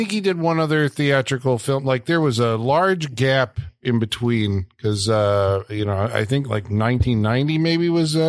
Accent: Midwest, United States; we're from the Midwest

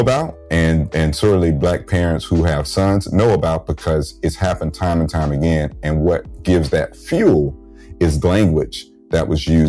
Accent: the South, United States; And growing up in the South as a black man, I was keenly, keenly aware of that.

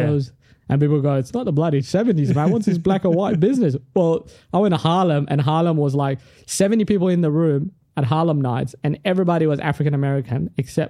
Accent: Australia; first language Tigrinya; English is a second language; also born or lived in Sudan; I grew up in Australia

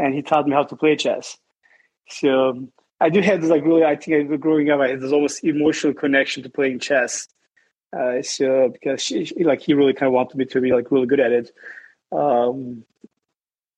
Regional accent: Southeastern Anatolia, Turkey; I grew up in Turkey, southeast part of Turkey. I was in a small village

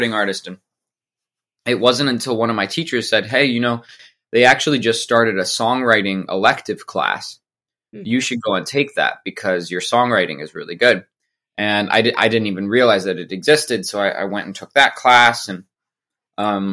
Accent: Colorado, United States; also born or lived in Denver / New York City; now in Nashville, United States; I grew up in Colorado

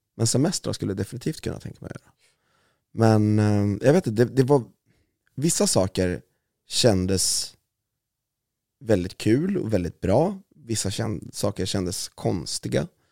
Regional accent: Valdemarsvik, Östergötland, Sweden; accent: östgötska; jag är född i Östersund, men jag är uppvuxen i Valdemarsvik

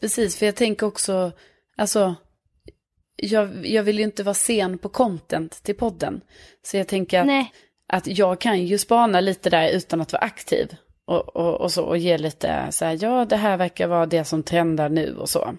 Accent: Lund, Skåne, Sweden; accent: Skånska; moved away as an adult; now in Stockholm, Sweden; jag är från Lund men bor i Stockholm.

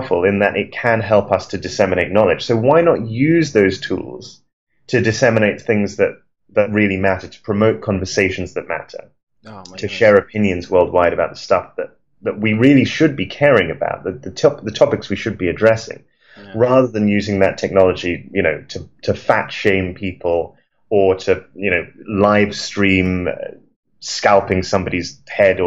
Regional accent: London, United Kingdom; standing on the street outside my house in London

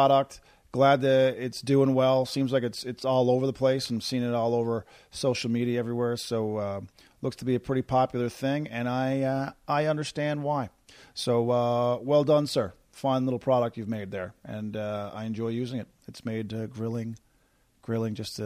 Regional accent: Corner Brook, Newfoundland and Labrador, Canada; from my hometown of Corner Brook, Newfoundland

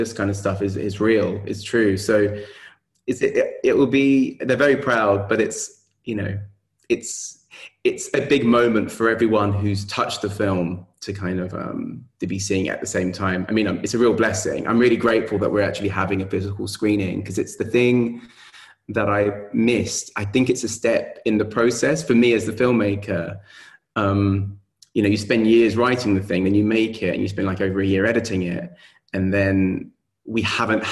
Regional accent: London, United Kingdom; in London, in my hometown

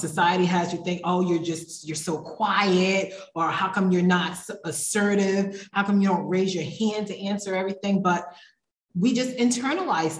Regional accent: Providence, Rhode Island, United States; moved away as an adult; also born or lived in Philadelphia, Pennsylvania / North Carolina; now in Mexico; So I was born in Philadelphia, Pennsylvania. I was raised in Providence, Rhode Island

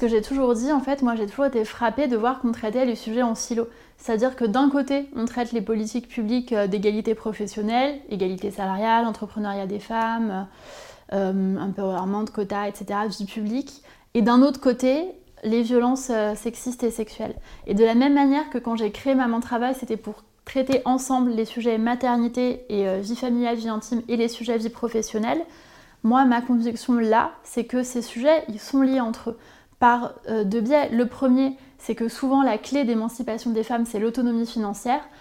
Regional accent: Corsica, France; moved away; also born or lived in Sarthe; je suis originaire de Corse, donc forcément il y a une particularité, y compris culturelle en Corse

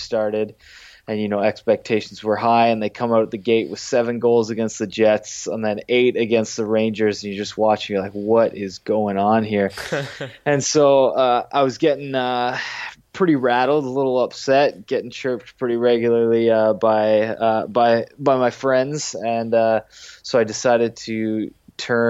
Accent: Kitchener, Ontario, Canada; now in Hamilton, Canada; I currently live in Hamilton, Ontario. I'm from Kitchener, Ontario

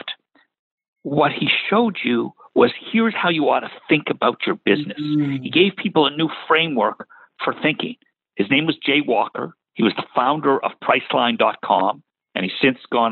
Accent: Toronto, Ontario, Canada; moved away as an adult; also born or lived in New York / Boston / Washington, D.C. / Tennessee; now in North Carolina, United States; I grew up in Toronto, went to the University of Toronto

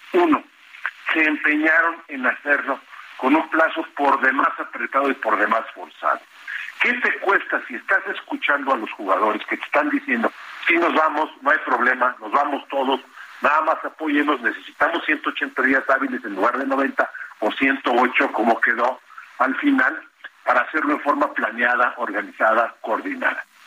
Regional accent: Mexico

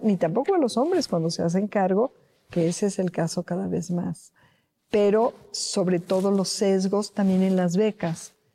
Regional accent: Mexico; servir a mi país, servir a mi pueblo

